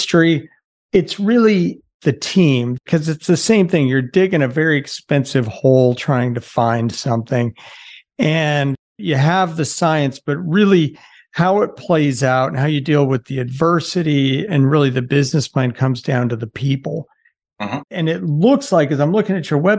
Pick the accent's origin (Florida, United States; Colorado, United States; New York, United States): Colorado, United States; also born or lived in Wyoming; now in Green Bay, United States; before I moved to Green Bay, I grew up in Colorado and lived in Wyoming for a while